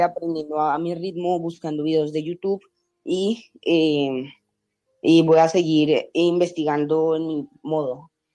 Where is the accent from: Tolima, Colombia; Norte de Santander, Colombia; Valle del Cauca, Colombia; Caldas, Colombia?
Valle del Cauca, Colombia; Cali; now in Canada; Yo soy de Cali, Colombia